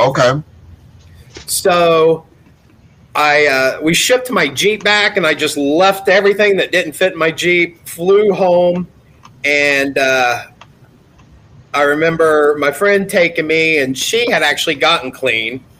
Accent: Gallipolis, Ohio, United States; also born or lived in Florida; now in Colorado, United States; I grew up in Gallipolis, Ohio

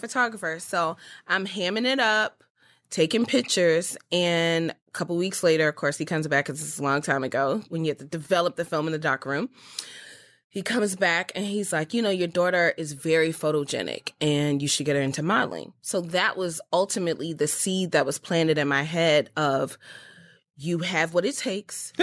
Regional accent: Baltimore, Maryland, United States; I was born and raised in Baltimore, Maryland

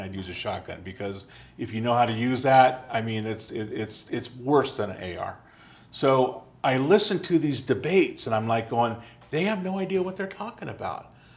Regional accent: United States; as an American

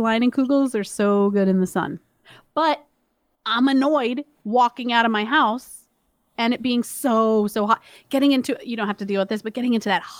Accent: Miami, Florida, United States; You know, like I grew up in Miami and blah, blah.

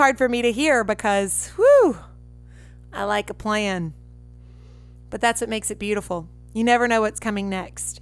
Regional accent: Red Lick, Mississippi, United States; I had an awesome childhood, awesome parents, awesome siblings where I grew up back in Red Lick, Mississippi

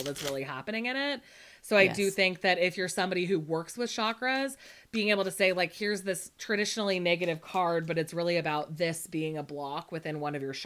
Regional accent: Monterey Bay area, California, United States; I'm from the Monterey Bay area

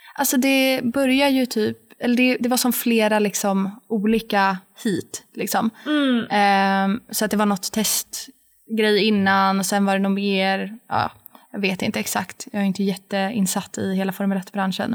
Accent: Sweden; moved away as an adult; hemma i Sverige

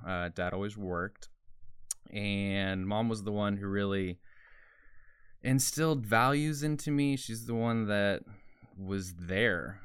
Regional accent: Porter, Texas, United States; I grew up in Porter, Texas

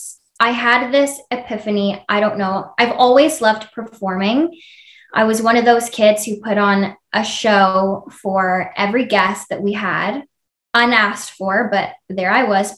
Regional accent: Ontario, Canada; it's a small city in Ontario, Canada

